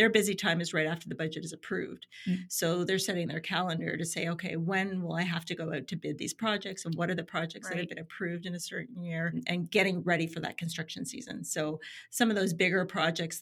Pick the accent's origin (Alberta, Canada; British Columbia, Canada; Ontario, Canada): Ontario, Canada; Niagara-on-the-Lake; now in Ajax, Canada; I am originally from Niagara-on-the-Lake